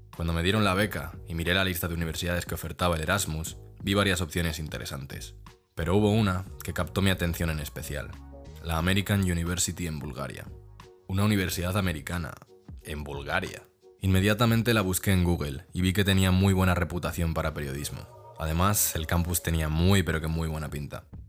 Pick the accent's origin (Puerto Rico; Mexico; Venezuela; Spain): Spain